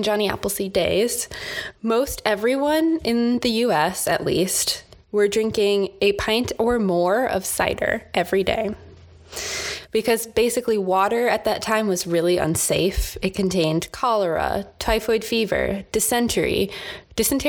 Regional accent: United States; we are American

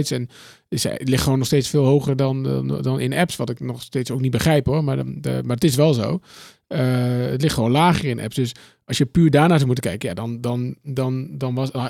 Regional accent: Austin, Texas, United States; dus ik kom dus uit Austin, uh, South West, En dan, ja. er zijn zoveel dingen die je kunt doen.

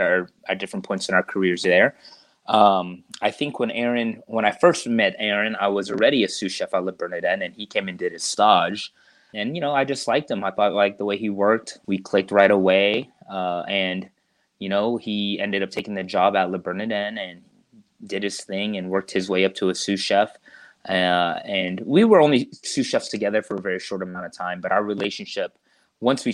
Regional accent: Stockbridge, Georgia, United States; also born or lived in Stone Mountain, Georgia; we moved from Stone Mountain to Stockbridge, Henry County

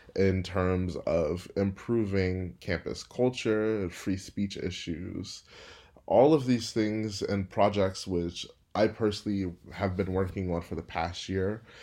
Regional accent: Houston, Texas, United States; moved away as an adult; also born or lived in Berkeley, California / Stanford, California; I'm from Houston, Texas, but am working and living in Berkeley, California this summer

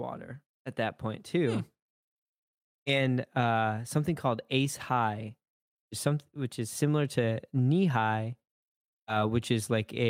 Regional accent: Michigan, United States; I'm from Michigan.

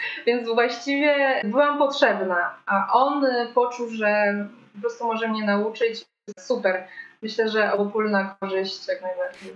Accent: Krasne, Subcarpathian Voivodeship, Poland; moved away as an adult; now in Kraków, Poland; ja pochodzę z małego miasta na Podkarpaciu, z Krasna, ale wyjechałam tutaj do Krakowa na studia

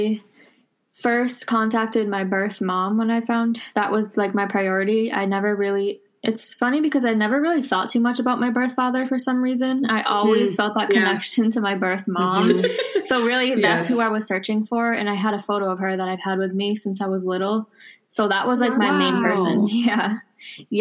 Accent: Massachusetts, United States; also born or lived in Quito, Ecuador; I was born on April 17th of 1996 in Quito, Ecuador, which is the capital, and it's in South America. I currently live in Massachusetts. I've been here since I was adopted, same small town, so I haven't moved

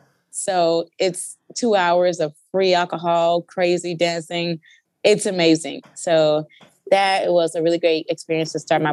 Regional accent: Memphis, Tennessee, United States; now in Los Angeles, United States; Yes. So, Memphis is home of the blues and the barbecue, you know, a lot of rap … The people there are very real and blunt. So, when I moved to Los Angeles, that was very different.

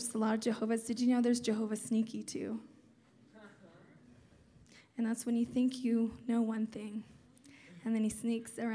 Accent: Terceira, Azores, Portugal; moved away; also born or lived in Turlock, California; Terceda, Azores, which is the island I was born on

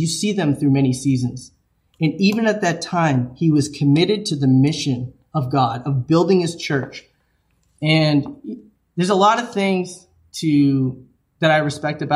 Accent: New England, United States; I'm from New England

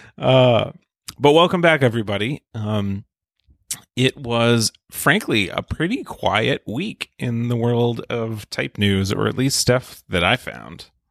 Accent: United States; I'm American

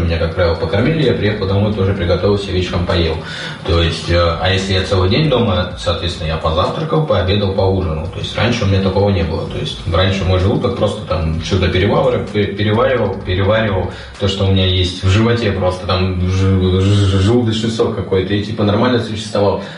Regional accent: Kamchatka Krai, Russia; moved away; я с Камчатки, то есть а, это оттуда, где живут драконы

